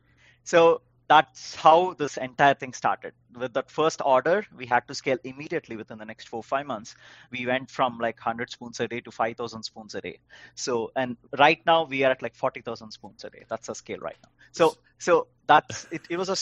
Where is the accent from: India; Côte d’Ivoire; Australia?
India; now in United States; When I came to US from India in the first few years, I was like, why are the stores so huge?